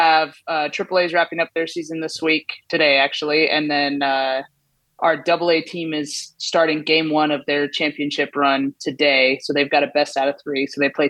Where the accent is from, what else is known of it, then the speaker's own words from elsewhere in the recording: Southern California, United States; moved away as an adult; also born or lived in West Virginia; the thing about growing up in Southern California is we don't have college towns